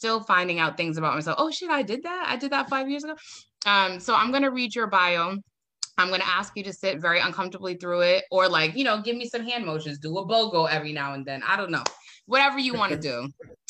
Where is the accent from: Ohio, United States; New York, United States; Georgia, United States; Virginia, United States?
New York, United States; Bronx; Did I say that right? I'm from the Bronx. Don't play with me.